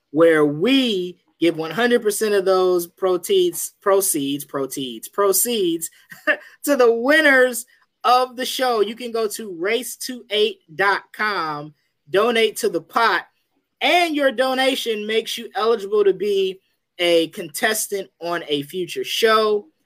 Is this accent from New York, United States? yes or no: no; New Jersey, United States; born and raised in New Jersey.